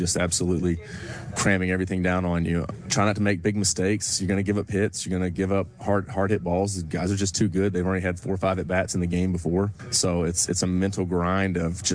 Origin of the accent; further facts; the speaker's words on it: Alabama, United States; now in Barrington, United States; I'm from Alabama, but I live in Barrington, Rhode Island right now